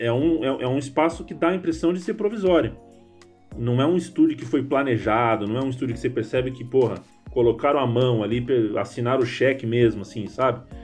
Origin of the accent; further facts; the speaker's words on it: São Paulo, Brazil; accent: paulistano; Eu sou paulistano, a minha voz é paulistana